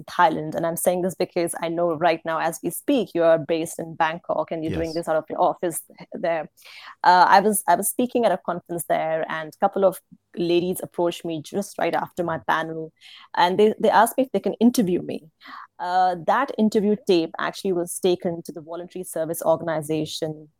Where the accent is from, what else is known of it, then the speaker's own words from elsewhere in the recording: India; moved away as an adult; also born or lived in Singapore / Netherlands; I'm from India